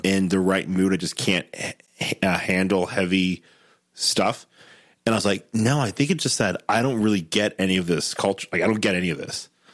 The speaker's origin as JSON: {"language": "English", "region": "Southwest Ohio", "country": "United States", "tie": "born or raised there", "also_born_or_lived": "Denver", "lives_now": "Cincinnati, United States", "said": "I grew up in Southwest Ohio for eighteen"}